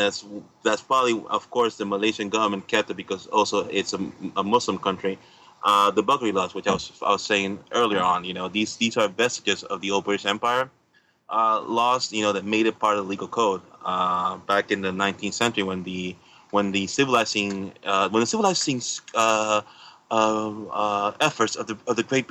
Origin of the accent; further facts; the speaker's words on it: Puerto Rico; I'm from Puerto Rico